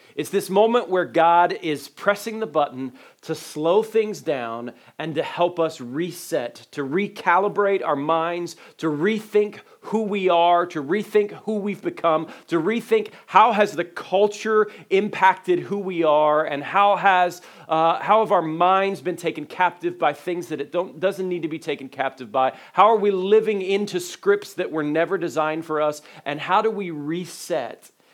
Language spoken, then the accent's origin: English; Dayton, Ohio, United States; When I was a little guy uh, growing up in Dayton, Ohio